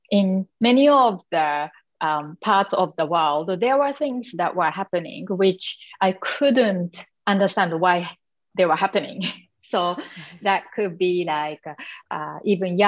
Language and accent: English; Japan; accent: Asian; English is a second language; moved away as an adult; I'm from Japan. So I grew up in Japan in the traditional, you know, community, being a very shy little girl.